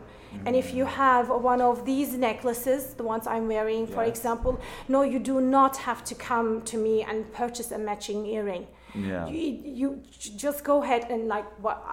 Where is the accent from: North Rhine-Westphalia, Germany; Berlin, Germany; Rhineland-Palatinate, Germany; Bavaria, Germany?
Berlin, Germany; English is a second language; moved away as an adult; also born or lived in Istanbul, Turkey; now in United States; I'm born in Istanbul, but grew up in Berlin, actually